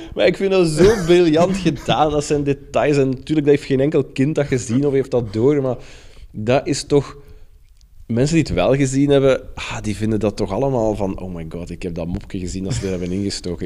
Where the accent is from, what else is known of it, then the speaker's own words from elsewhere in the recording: Brussels, Brussels-Capital Region, Belgium; ik ben opgegroeid in Brussel